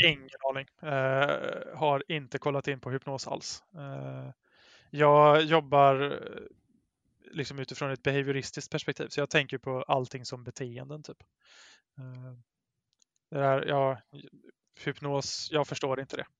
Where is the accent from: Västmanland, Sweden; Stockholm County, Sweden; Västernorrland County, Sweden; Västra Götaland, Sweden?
Västra Götaland, Sweden; Brålanda; now in Gothenburg, Sweden; i Brålanda där jag växte upp